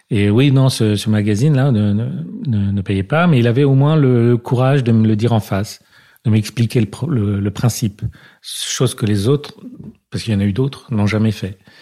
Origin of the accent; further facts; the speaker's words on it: Paris, Île-de-France, France; on habitait dans le 5e arrondissement, dans une euh, cité euh, HLM, mais un peu chic